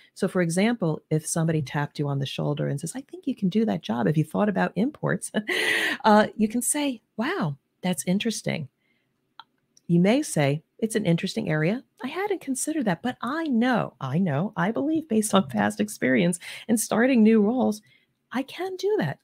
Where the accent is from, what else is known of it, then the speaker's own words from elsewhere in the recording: New Jersey/New York area, East Coast, United States; now in Cincinnati, United States; I'm originally from the East Coast, the New Jersey, New York area.